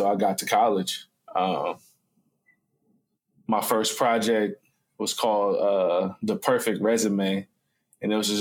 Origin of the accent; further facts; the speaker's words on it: Columbus, Ohio, United States; I'm from Columbus, Ohio